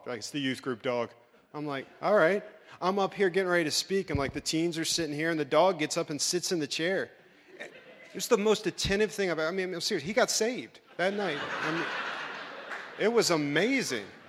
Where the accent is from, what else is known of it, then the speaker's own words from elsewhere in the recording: Maryland, United States; moved away as an adult; also born or lived in Virginia / New Jersey; now in Nixa, United States; my wife and I grew up in Maryland.